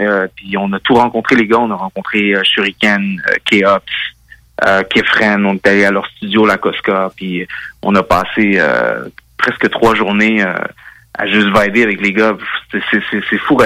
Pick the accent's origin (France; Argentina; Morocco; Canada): Canada; Gatineau, Quebec; also born or lived in Hull, Quebec; originalement, je viens de Gatineau, le secteur